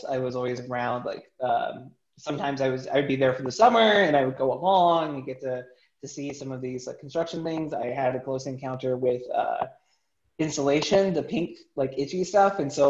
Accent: San Antonio, Texas, United States; born there; And so I'm originally from San Antonio, where I was born, and kind of moved around a bit

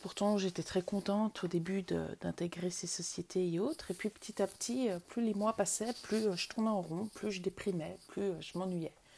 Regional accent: Vaud, Switzerland; moved away as an adult; je suis née en Suisse. J'ai vécu jusqu'à 27 ans en Suisse. Euh, en Suisse, j'ai grandi d'abord dans le canton de Vaud

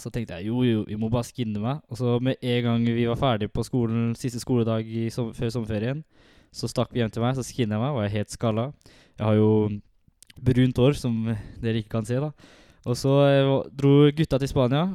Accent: Halden, Østfold, Norway; jeg er jo fra Halden, oppvokst og alltid bodd i Halden

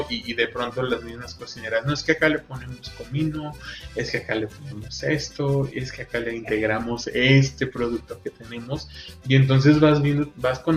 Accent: Coahuila, Mexico; nosotros como norteños, sabemos lo que implica una carne asada, que es toda una festividad

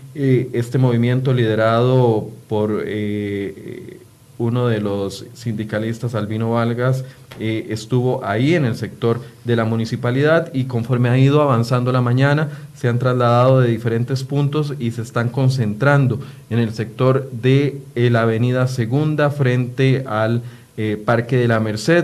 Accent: Costa Rica; todos somos costarricenses

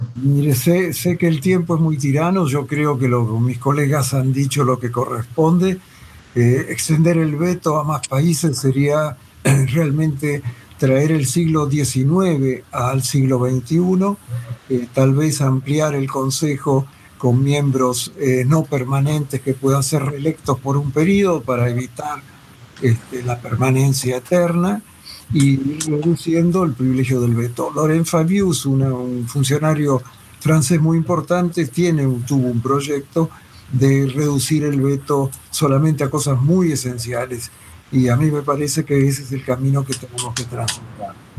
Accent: Argentina

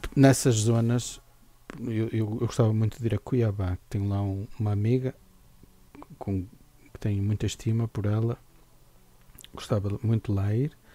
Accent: Minho, Portugal; Nós somos minhotos

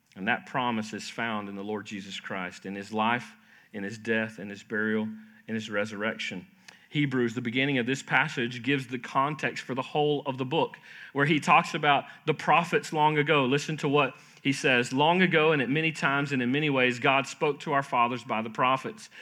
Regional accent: Florida, United States; I grew up in Florida, uh, wonderful time growing up there

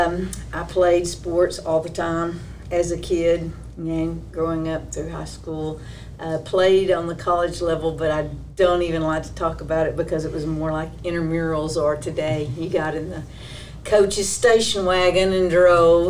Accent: Crandall, Texas, United States; came to Crandall. That's my hometown. That's where I was raised in.

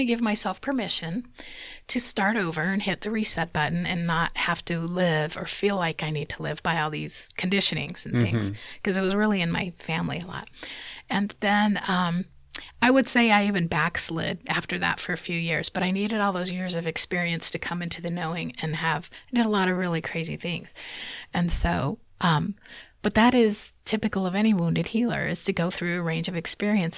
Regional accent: Omaha, Nebraska, United States; moved away as an adult; now in Utah, United States; In Omaha, Nebraska. Mm-hmm. So that was most of my life there, about 23, 24 years.

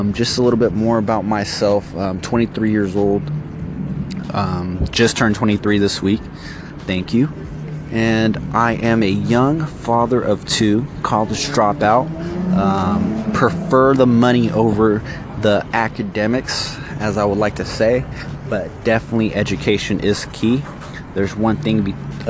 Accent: San Francisco, California, United States; now in Sacramento, United States; I was born in San Francisco. And when I moved out here to Sacramento, I only wore a lot of San Francisco gear

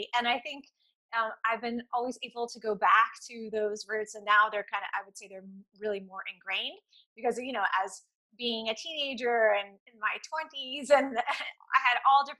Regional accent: Atlanta, Georgia, United States; also born or lived in Pensacola, Florida; I was born in Pensacola, Florida on the Naval base. And I never lived in Florida except for 6 months of my life. My parents moved immediately to Atlanta.

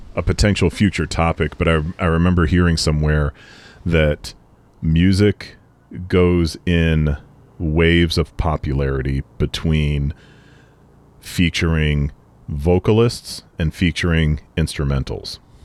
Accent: Boston, Massachusetts, United States; we grew up around Boston

